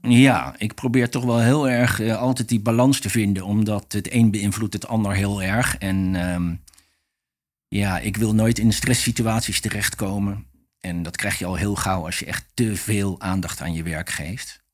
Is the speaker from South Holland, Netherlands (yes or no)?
yes; The Hague, South Holland, Netherlands; also born or lived in Rotterdam / Scheveningen; ik ben opgegroeid in Den Haag